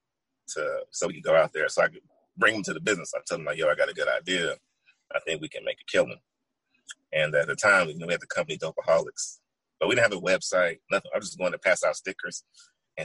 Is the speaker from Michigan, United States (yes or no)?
no; Oklahoma City, Oklahoma, United States; also born or lived in Louisiana; I'm from Oklahoma City, Oklahoma, originally